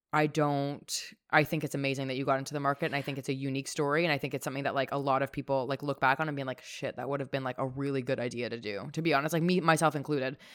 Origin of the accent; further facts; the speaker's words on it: Toronto, Ontario, Canada; having family growing up in Toronto. I'm so grateful to have been brought up here.